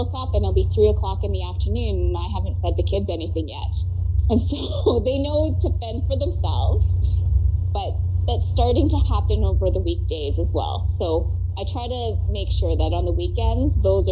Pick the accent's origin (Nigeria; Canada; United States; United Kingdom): Canada; I'm a Canadian citizen